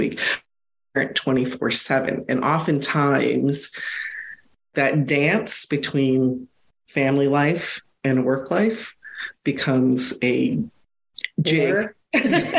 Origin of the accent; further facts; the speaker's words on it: United States; being American born Chinese, ABC